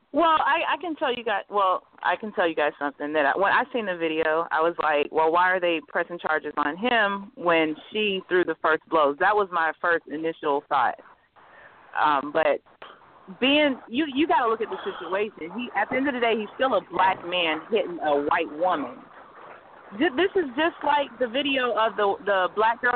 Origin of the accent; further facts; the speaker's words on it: Atlanta, Georgia, United States; I'm from Atlanta. Here in Atlanta, we're building here.